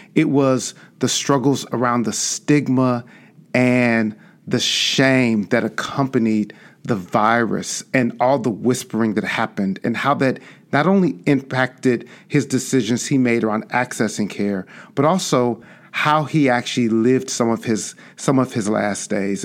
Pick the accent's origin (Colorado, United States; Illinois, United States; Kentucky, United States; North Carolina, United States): Illinois, United States; Chicago; I grew up on the South Side and South Suburbs of Chicago